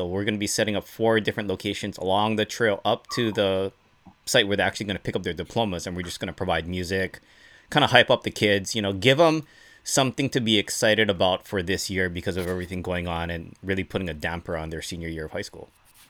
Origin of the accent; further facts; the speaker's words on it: Hawaii, United States; being that it's for my home state, that's a little Hawaii fun fact